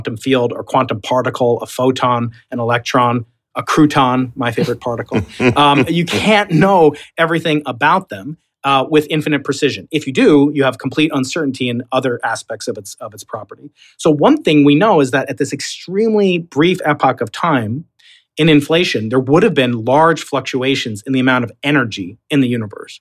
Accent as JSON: {"language": "English", "region": "New York", "country": "United States", "accent": "Long Island", "said": "I'm a New Yorker"}